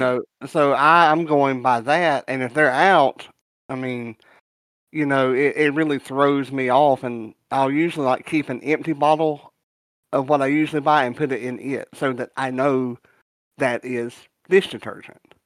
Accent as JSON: {"language": "English", "region": "the South", "country": "United States", "said": "I'm from the South"}